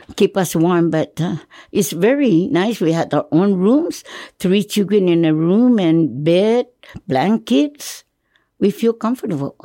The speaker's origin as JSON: {"language": "English", "town": "Hagåtña", "country": "Guam", "tie": "born or raised there", "said": "I was born in October 7, 1935, in Agana at home"}